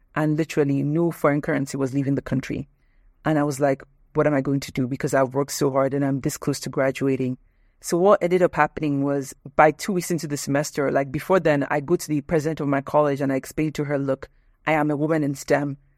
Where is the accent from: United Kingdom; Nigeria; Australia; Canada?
Nigeria; moved away as an adult; also born or lived in United States; I'm Nigerian